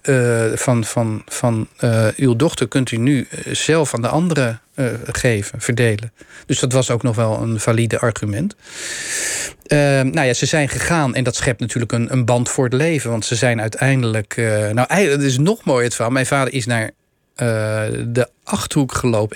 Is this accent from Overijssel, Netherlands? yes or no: no; Rotterdam, South Holland, Netherlands; ik ben Rotterdammer